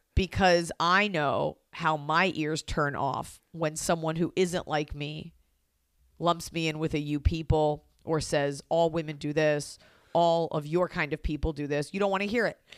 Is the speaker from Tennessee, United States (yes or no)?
no; Texas, United States; now in Los Angeles, United States; my parents are New Yorkers and I am from Texas